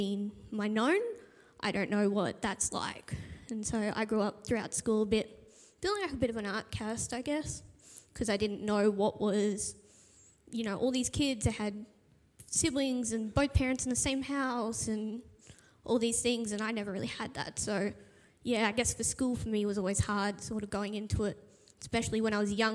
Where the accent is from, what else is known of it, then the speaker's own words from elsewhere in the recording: Toowoomba, Queensland, Australia; also born or lived in Adelaide / Raymond Terrace; we came to Toowoomba when I was about 3.5-ish. And so from there, I grew up